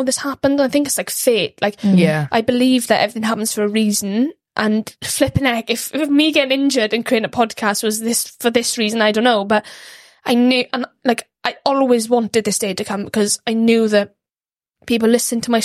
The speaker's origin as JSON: {"language": "English", "town": "Ammanford", "region": "Wales", "country": "United Kingdom", "tie": "born or raised there", "said": "grew up in Armanford"}